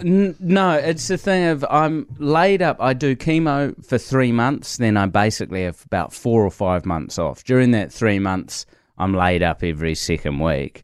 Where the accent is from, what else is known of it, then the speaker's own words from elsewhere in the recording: New Zealand; I'm just a Kiwi